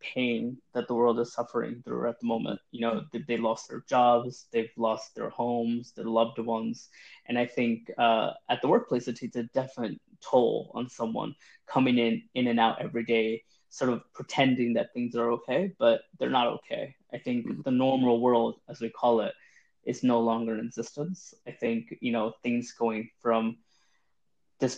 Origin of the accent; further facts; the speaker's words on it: New York, United States; moved away as an adult; also born or lived in London; I am from New York, hence the accent.